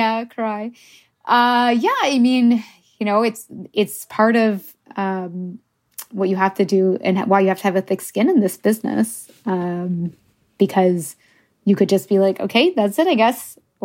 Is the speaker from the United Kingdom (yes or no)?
yes; England, United Kingdom; Yeah, I'm English. I mean, I'm bilingual in French, but I don't think or write in French.